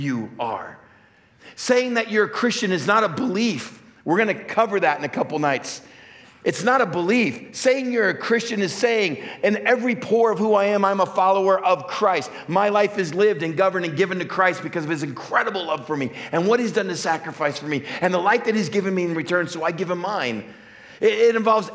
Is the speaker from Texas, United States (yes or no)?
yes; West Texas, United States; I grew up in West Texas, just hunting and fishing